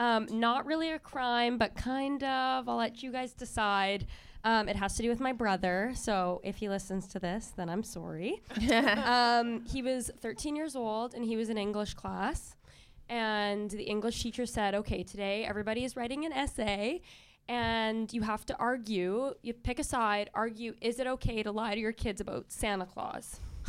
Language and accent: English; Canada; I'm from Canada.